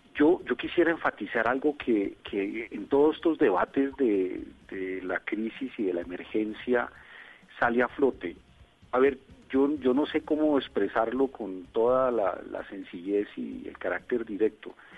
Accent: Colombia; como colombianos

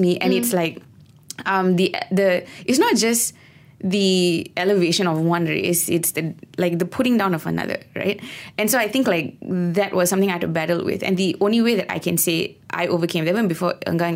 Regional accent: Malaysia; we call ourselves One Malaysia and we're so proud about being a Malaysian

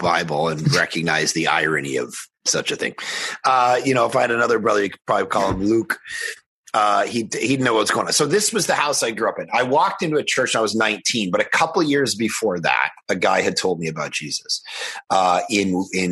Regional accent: just outside of Toronto, Ontario, Canada; I was born just outside of Toronto, grew up in a totally non-Christian home.

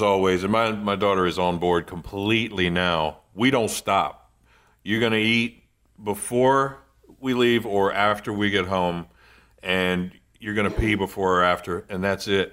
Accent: Eastern Shore, Virginia, United States; born or raised there; moved away

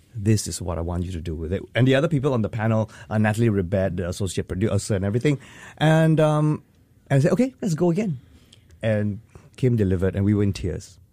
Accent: Singapore; as Singaporean artists

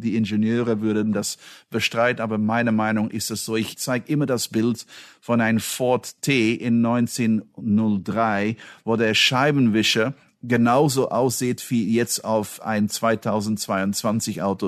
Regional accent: Belgium; moved away; ich bin Belgier

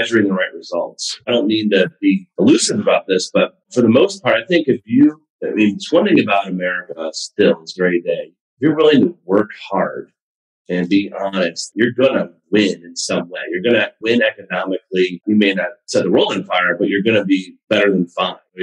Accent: Buffalo, New York, United States; also born or lived in Cleveland, Ohio / Ohio State; I was born in Cleveland. I went to high school in Buffalo, in a small town in Buffalo

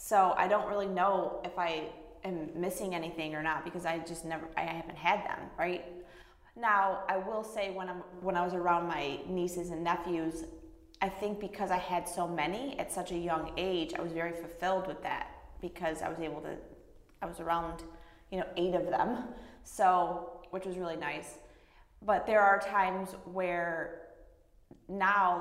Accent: Lewiston, New York, United States; I was born in Lewiston, New York

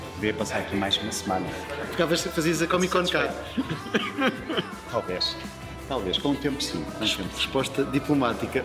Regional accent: North, Portugal; venho do Norte

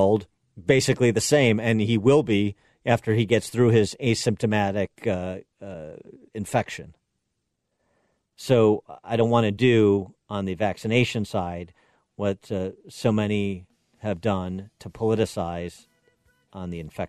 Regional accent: Chicago, Illinois, United States; my hometown of Chicago.

